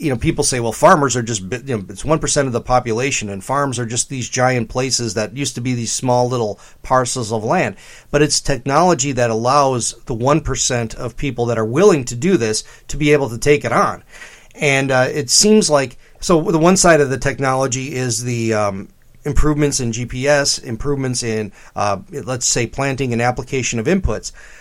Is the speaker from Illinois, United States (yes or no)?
yes; Illinois, United States; also born or lived in DeKalb, Illinois; I'm from Illinois too